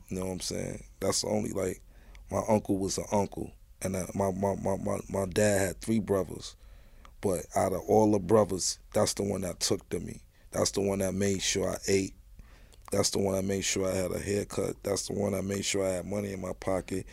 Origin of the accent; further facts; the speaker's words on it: New York City, New York, United States; one five one. That's where I'm from. Raised me.